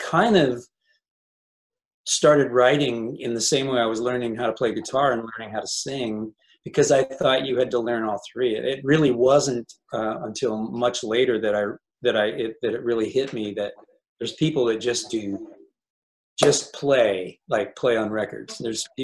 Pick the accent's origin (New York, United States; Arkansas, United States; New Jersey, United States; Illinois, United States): Illinois, United States; growing up in Illinois in the 60s.